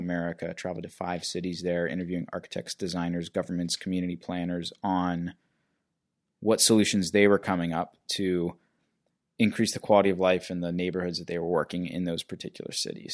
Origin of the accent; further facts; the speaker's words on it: Pittsburgh, Pennsylvania, United States; moved away as an adult; also born or lived in North Carolina / Los Angeles; I am a native to Pittsburgh. I grew up in the South Hills, and I boomeranged back to Pittsburgh in twenty fifteen